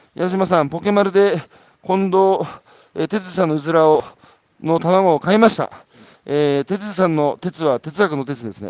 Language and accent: Japanese; Iwate, Japan; 僕岩手の人間ですから、岩手でね、あの、田舎の議員やってたんですよ